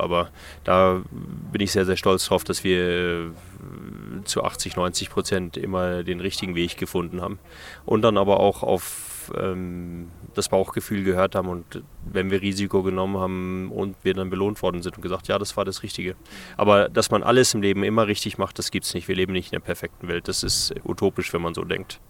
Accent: Namibia; also born or lived in Germany; das ist auf jeden Fall meine Heimat hier

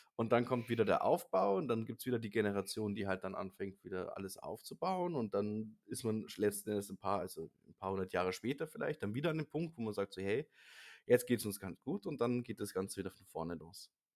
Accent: Germany; als Deutscher

